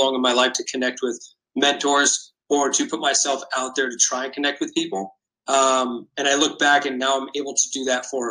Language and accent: English; West Coast, United States; I grew up on the West Coast, a San Diego Padres fan